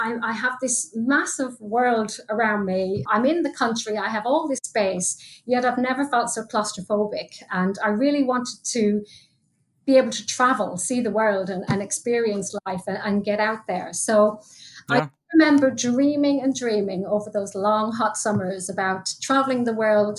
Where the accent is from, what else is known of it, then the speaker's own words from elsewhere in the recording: County Leitrim, Connacht, Ireland; But I actually grew up in very rural Ireland in a little county called County Leitrim in the west of Ireland.